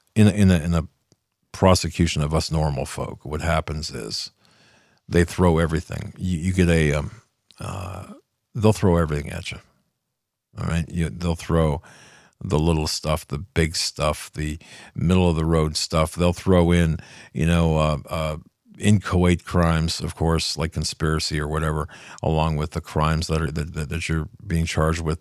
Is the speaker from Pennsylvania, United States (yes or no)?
yes; Pennsylvania, United States; This is in my home state